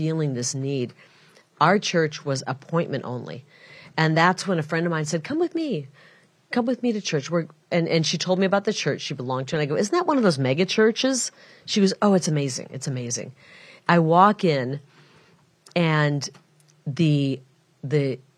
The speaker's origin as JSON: {"language": "English", "region": "Iowa", "country": "United States", "tie": "born or raised there", "also_born_or_lived": "Illinois", "moved": "yes", "lives_now": "Arizona, United States", "said": "I'm from a Mississippi River town, the Iowa side of it. But my mom, being Catholic, wanted us kids to be born in a Catholic hospital, so we drove across the river, and we were born in Illinois, and then we grew up in Iowa."}